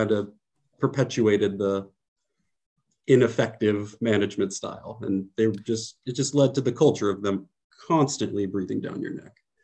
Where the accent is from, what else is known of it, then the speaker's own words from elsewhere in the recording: San Francisco Bay Area, California, United States; moved away as an adult; now in Poland; I'm from the San Francisco Bay Area, where I'm really from is like a very quiet, safe place